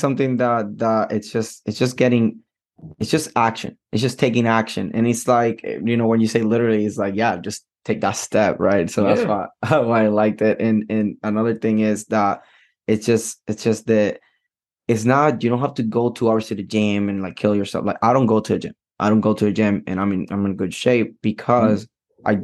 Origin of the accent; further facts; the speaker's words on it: Puerto Rico; moved away; I'm from Puerto Rico